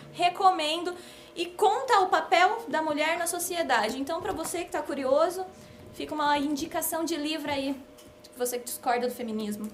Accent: interior of São Paulo, Brazil; moved away as an adult; now in São Paulo, Brazil; eu sou do interior de São Paulo

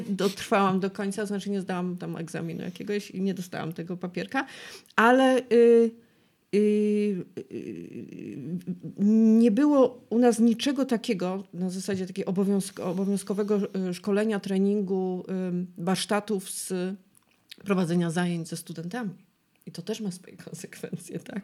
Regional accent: Silesian Voivodeship, Poland; ja jestem ślązaczką

